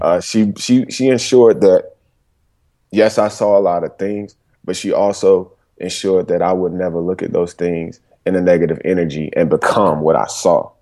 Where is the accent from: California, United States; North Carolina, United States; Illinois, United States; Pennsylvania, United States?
North Carolina, United States; Durham; also born or lived in Greensboro, North Carolina; I was born and raised in Durham, North Carolina